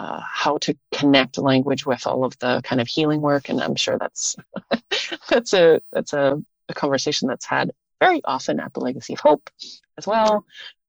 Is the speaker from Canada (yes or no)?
yes; Winnipeg, Manitoba, Canada; now in Vancouver, Canada; I came from Winnipeg and moved out to Vancouver where there's this, it's a very different language landscape out here on the Pacific coast.